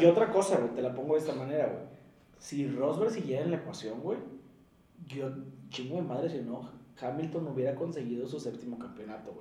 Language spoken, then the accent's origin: Spanish; Monterrey, Nuevo León, Mexico; somos mexicanos, somos regios